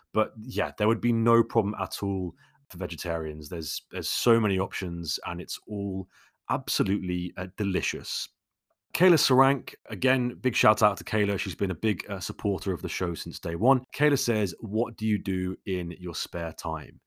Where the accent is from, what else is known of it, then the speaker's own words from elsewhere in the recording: London, United Kingdom; I grew up in London, so naturally I am, uh, much more of a city person